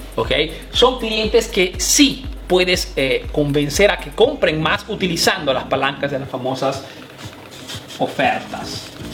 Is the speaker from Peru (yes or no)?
yes; Peru; now in Italy; soy un emprendedor peruano que vive aquí en Italia